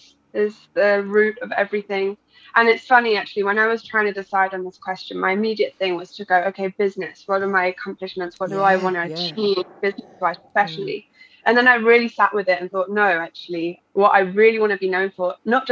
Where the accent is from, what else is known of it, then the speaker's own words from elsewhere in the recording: Brighton, South East England, United Kingdom; also born or lived in Spain; I'm English, and I grew up in Spain. So a bit of a mix there. But around Brighton area is where I say I'm from.